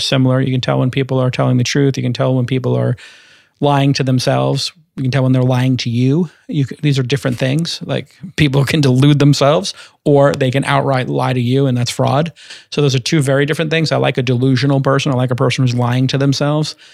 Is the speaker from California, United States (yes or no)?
no; New York City, New York, United States; I'm a kid from Brooklyn